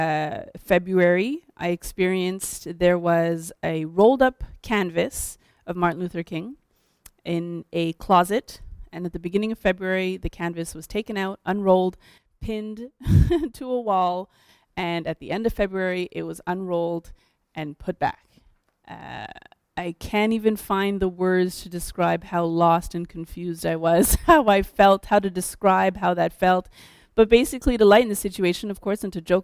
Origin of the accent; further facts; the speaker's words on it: Haiti; first language French; English is a second language; now in Montreal, Canada; I'm Haitian